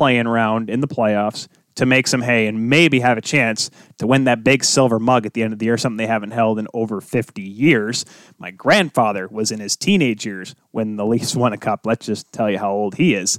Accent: Michigan, United States; I grew up here in Michigan

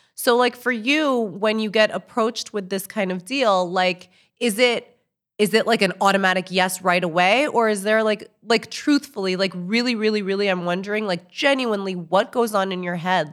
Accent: New York City, New York, United States; I'm from New York City

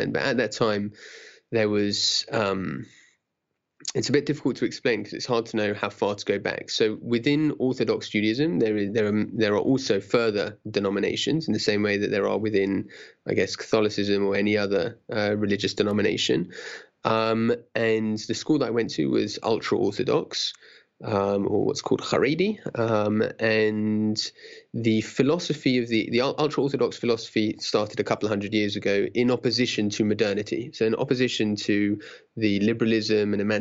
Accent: London, United Kingdom; I grew up in Stanmore, which is in London, northwest London, top of the Jubilee line.

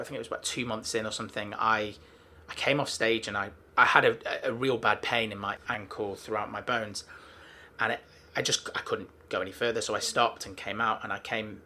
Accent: Manchester, North West England, United Kingdom; I'm from Manchester

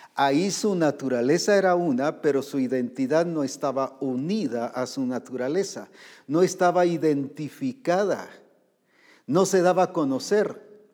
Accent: Guatemala; aquí en Guatemala

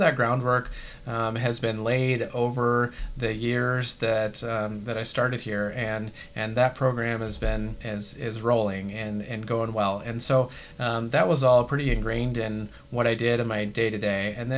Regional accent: Kansas, United States; also born or lived in Washington / North Dakota; I was born in Washington State and moved to North Dakota, and then finished out like high school and stuff in Kansas.

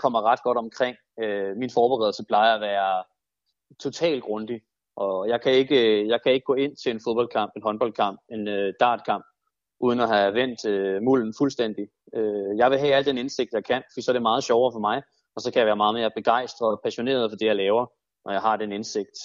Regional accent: Denmark; som, som danskere, på den måde, man udtaler det på

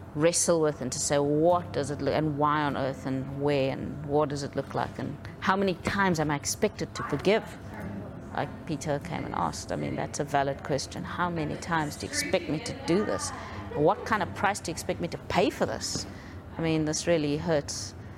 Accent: South Africa; growing up in South Africa, um, I was born into an apartheid South Africa

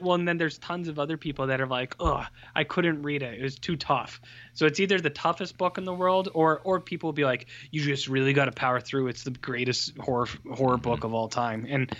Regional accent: Canada

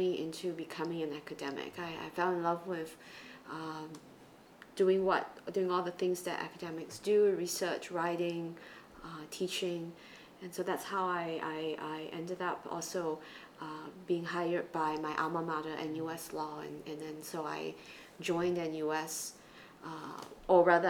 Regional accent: East Malaysia, Malaysia; moved away as an adult; also born or lived in United States; now in Singapore; I grew up in Malaysia, and I went through the public school system in the Chinese language stream in East Malaysia

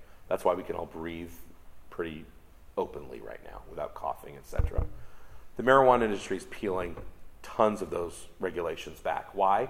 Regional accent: United States; now in Canada; Canada, where I live most of the time now, even though I'm American, has federal legalization

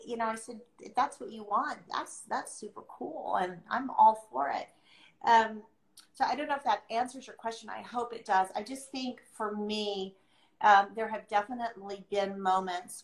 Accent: United States; I'm not from America, I was adopted into America

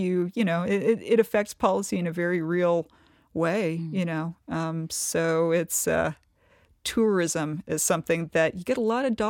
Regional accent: Kentucky, United States; I guess I'm from the Appalachian part of Kentucky. I'm from East Kentucky.

